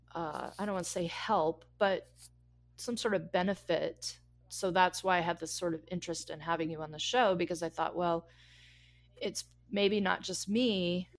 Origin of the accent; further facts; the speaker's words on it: Colorado, United States; moved away; also born or lived in Los Angeles; I'm from Colorado, where fifty degrees is lovely.